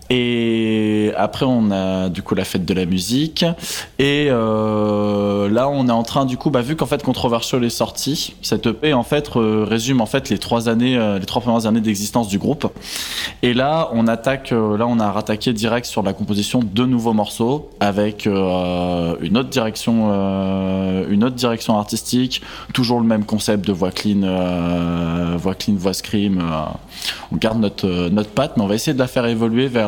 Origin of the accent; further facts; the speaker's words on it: Limoges, Nouvelle-Aquitaine, France; nous, on est originaire de Limoges